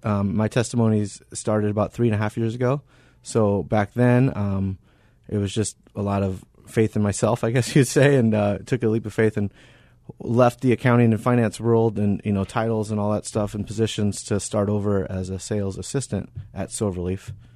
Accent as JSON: {"language": "English", "region": "Arizona", "country": "United States", "tie": "born or raised there", "said": "I was born and raised here in Arizona"}